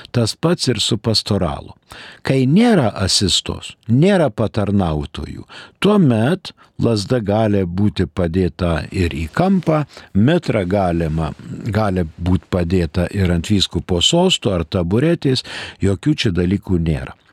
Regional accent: Lithuania; mes lietuviai lietuvišką pasą turime ir todėl mes esame Lietuvos piliečiai

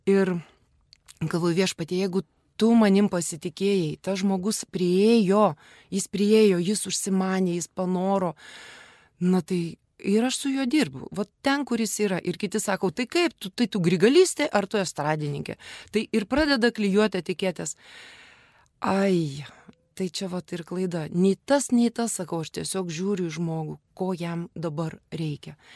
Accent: Kaunas, Kaunas County, Lithuania; Ir užaugau Petrašiūnuose.

